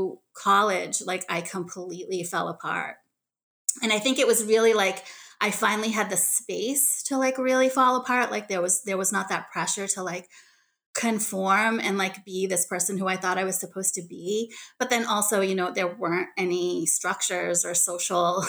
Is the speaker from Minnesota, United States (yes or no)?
no; Boston, Massachusetts, United States; also born or lived in Daegu, South Korea; They drove out from Boston, which was where they were living in the Boston suburban area and where I grew up.